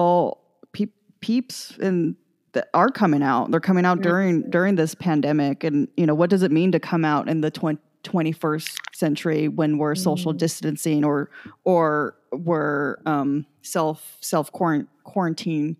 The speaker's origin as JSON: {"language": "English", "town": "San Jose", "region": "California", "country": "United States", "tie": "born or raised there", "said": "I grew up in San Jose. We're an hour south of San Francisco."}